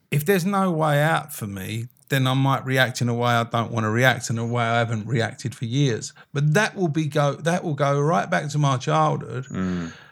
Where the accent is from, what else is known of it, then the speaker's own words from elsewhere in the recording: United Kingdom; oh, we're, we're, British. We're British.